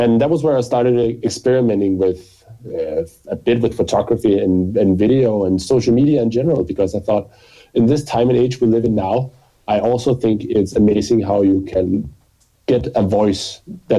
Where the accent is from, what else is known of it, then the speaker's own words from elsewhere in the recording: Copenhagen, Capital Region of Denmark, Denmark; I grew up here in Copenhagen and have been living